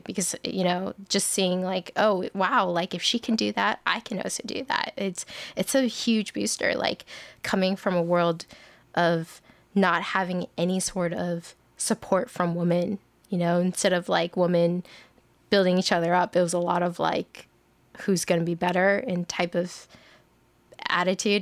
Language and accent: English; Bay Area, Northern California, United States; I grew up in the Bay Area, uh, Northern California